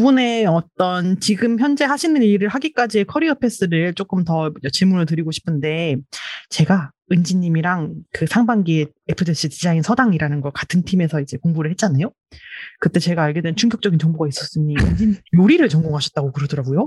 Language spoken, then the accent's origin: Korean; Daejeon, South Korea; moved away as an adult; now in Seoul, South Korea; 대전 출신이잖아요. 초중고를 다 대전에서 다녔고 대학만 이제 서울로 와서 그때부터 서울에 살고 있는 케이스인데